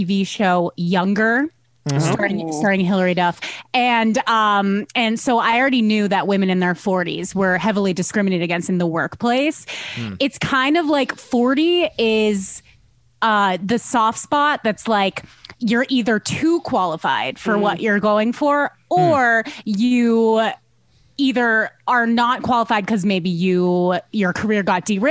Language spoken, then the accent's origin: English; Westchester, New York, United States; I grew up in Westchester, which is a suburb outside the city, outside New York City